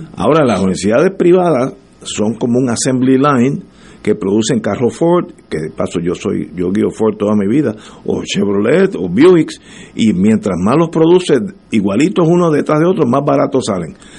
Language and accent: Spanish; Puerto Rico; yo mientras más vivo en este país, que son ya son unos cuantos años